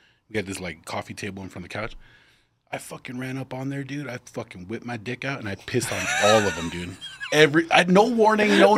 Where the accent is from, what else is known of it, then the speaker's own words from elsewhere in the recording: Northeast, United States; I grew up in the Northeast